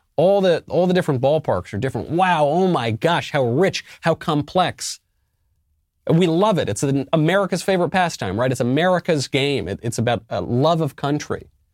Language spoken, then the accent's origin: English; New York, United States; moved away; also born or lived in Los Angeles; I'm originally a New Yorker